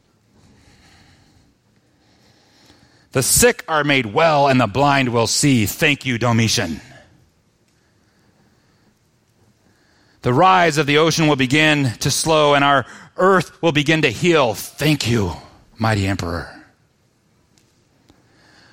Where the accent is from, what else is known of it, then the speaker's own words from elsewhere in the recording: United States; As an American